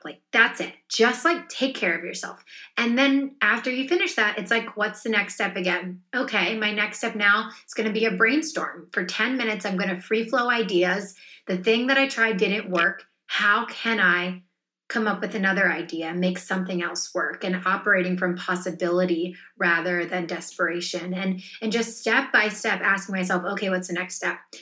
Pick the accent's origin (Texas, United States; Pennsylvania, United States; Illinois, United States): Pennsylvania, United States; a small town outside Philadelphia; I grew up in a small town outside Philadelphia